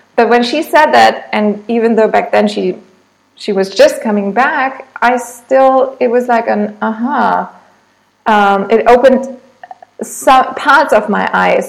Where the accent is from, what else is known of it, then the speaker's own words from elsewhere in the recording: Germany; English is a second language; moved away as an adult; also born or lived in Munich; now in Thailand; I'm originally from Germany, but since a few years now, I've been living in Thailand